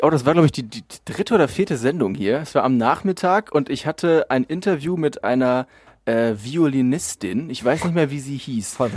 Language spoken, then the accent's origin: German; North Rhine-Westphalia, Germany; es ist ja so als Sauerländer, es ist so das, das, das Siegerländisch, ne?